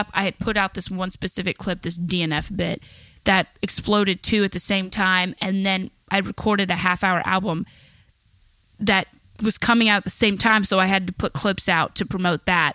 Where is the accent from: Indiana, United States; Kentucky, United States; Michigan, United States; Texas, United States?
Kentucky, United States; I'm from Kentucky. My parents are cousins